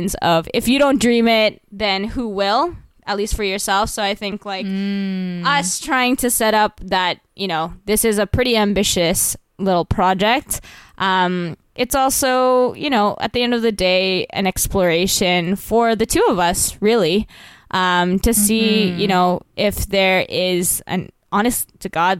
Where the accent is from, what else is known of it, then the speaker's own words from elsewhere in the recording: Vancouver, British Columbia, Canada; also born or lived in Toronto; now in New York, United States; I'm originally from there